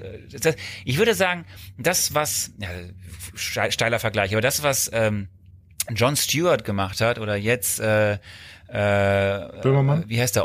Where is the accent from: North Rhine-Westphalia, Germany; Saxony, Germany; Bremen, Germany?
North Rhine-Westphalia, Germany; Archdiocese of Cologne; wir kommen ja beide aus dem Bistum Köln.